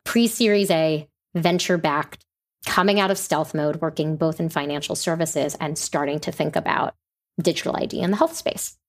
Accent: New York City, New York, United States; I grew up in New York City

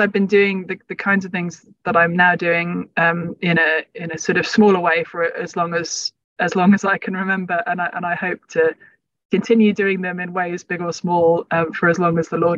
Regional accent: London, United Kingdom; also born or lived in Cambridge; I was growing up in London

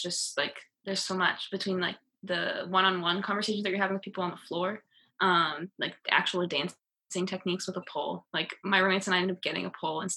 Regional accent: East Coast, United States; moved away as an adult; also born or lived in Los Angeles; I'm from the East Coast

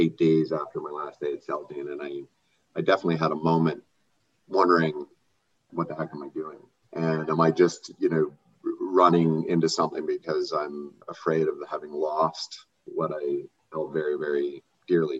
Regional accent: Canada; as Canadians and as a Canadian life sciences community

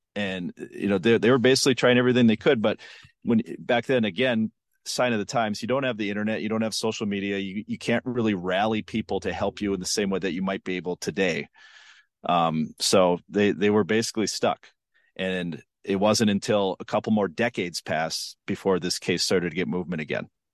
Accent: Western Minnesota, United States; I grew up in Western Minnesota in the nineties.

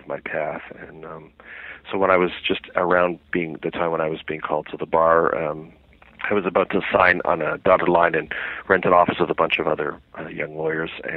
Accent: Canada; I had always wanted to be a criminal trial lawyer growing up in Canada

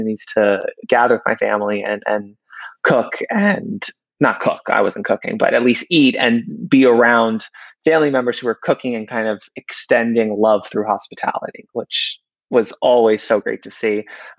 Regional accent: New York City, New York, United States; I grew up in Queens

